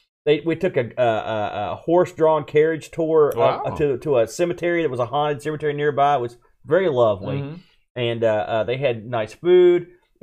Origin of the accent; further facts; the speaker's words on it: West Virginia, United States; I mean, I've never been this far in the middle of nowhere, and I'm from West Virginia.